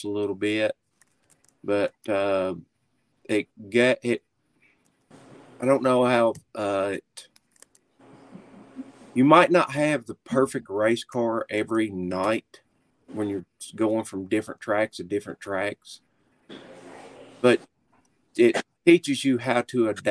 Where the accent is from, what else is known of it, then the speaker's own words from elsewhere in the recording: Kentucky, United States; now in West Virginia, United States; you think I can say I'm not from Kentucky?